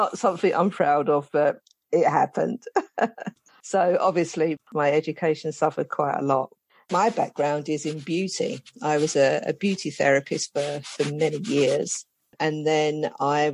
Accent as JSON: {"language": "English", "region": "London", "country": "United Kingdom", "moved": "yes", "lives_now": "St Albans, United Kingdom", "said": "I'm originally from London, South London, the Elephant and Castle. That's where I'm originally from. And I moved to St. Albans many years ago."}